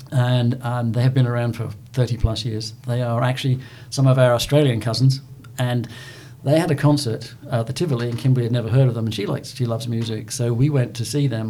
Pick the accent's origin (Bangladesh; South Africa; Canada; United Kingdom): United Kingdom; England; now in Southern United States; being an Englishman